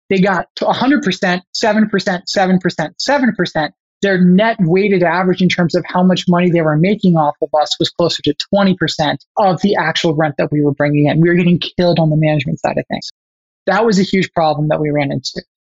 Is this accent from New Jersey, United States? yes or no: no; Chicago, Illinois, United States; I'm originally from the Chicago area, and that's true. I was born actually like 10 minutes that direction. However, I actually moved 22 times by the time I went to college.